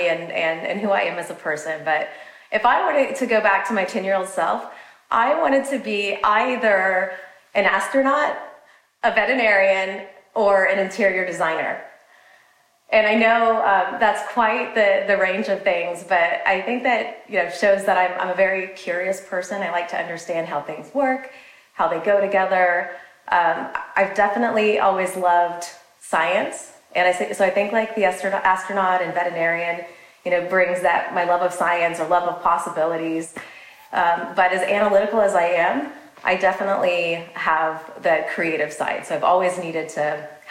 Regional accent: Kansas, United States; moved away as an adult; also born or lived in Southern California / Hong Kong / Dallas, Texas; now in Scottsdale, United States; I'm originally from the middle of the country. So I'm from Kansas originally

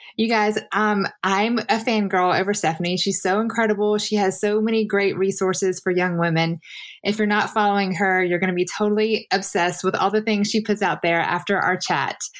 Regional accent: the South, United States; for me it was the South

